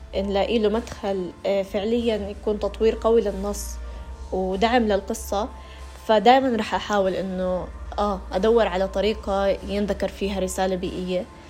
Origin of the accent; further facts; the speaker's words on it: Jordan; عندنا في الأردن